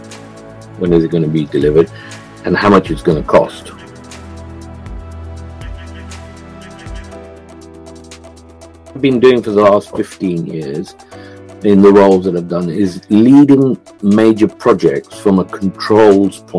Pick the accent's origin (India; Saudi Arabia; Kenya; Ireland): Kenya; moved away as an adult; now in England, United Kingdom; I was born and brought up in Kenya, and lived in Kenya pre-independence and post-independence